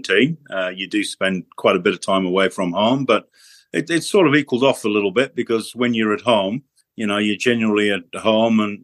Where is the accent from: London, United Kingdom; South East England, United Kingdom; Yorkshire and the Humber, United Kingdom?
Yorkshire and the Humber, United Kingdom; Emley; moved away; also born or lived in Huddersfield; I was born in Huddersfield, as you say, and my family, at a very early age, I moved up to a small village called Emley, which is a mining village between Wakefield, Huddersfield and Barnsley. So it was a fantastic environment to be brought up